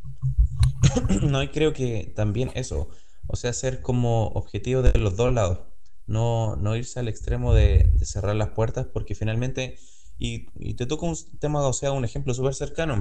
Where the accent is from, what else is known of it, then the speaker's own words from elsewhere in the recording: Chile; yo hablo desde mi punto como chileno